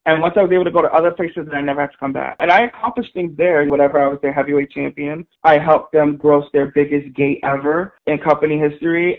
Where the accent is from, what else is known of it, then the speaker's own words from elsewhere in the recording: New York City, New York, United States; I grew up in the South Bronx in New York City at the Claremont Project in Morrisania section of the Bronx